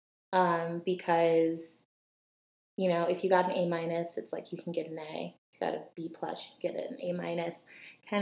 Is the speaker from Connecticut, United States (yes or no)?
yes; Connecticut, United States; I grew up in Connecticut to immigrant Jamaican parents